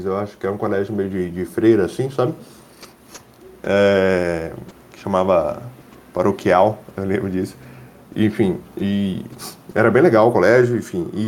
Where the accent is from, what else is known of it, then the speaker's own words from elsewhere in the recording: Muriaé, Minas Gerais, Brazil; Não, eu sou mineiro. Eu sou de Muriaé, na verdade, que fica na zona da Mata Mineira.